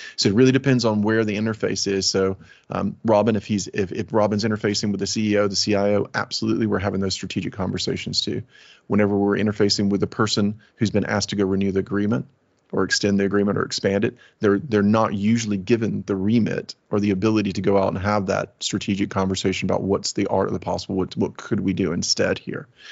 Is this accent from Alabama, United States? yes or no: yes; Alabama, United States; moved away as an adult; now in United Kingdom; My pa- my family is from Alabama. My father was a Southern Baptist preacher. I lived in a trailer